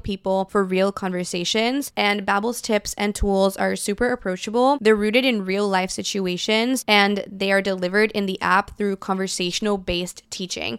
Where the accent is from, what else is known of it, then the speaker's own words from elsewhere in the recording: Brazil; moved away; I'm fluent in three different languages because I grew up in Brazil, I speak Portuguese fluently